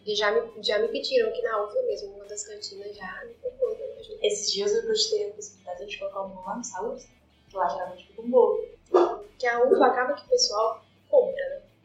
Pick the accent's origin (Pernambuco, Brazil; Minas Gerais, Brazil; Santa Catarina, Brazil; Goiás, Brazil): Minas Gerais, Brazil; Perdões; moved away; Eu sou de Perdões, mas eu moro aqui